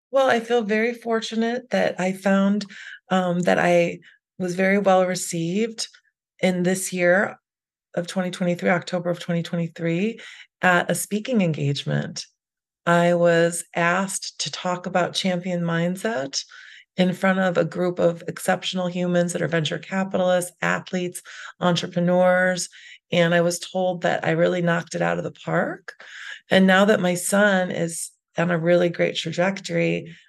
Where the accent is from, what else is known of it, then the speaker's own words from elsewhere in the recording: Chicago, Illinois, United States; I grew up in the Chicago area